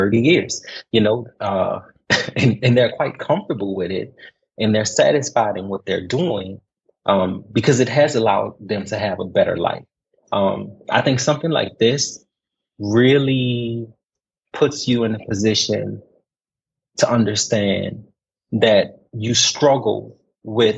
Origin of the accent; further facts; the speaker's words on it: New Orleans, Louisiana, United States; moved away as an adult; now in Kuwait; I'm originally from New Orleans, Louisiana, born and bred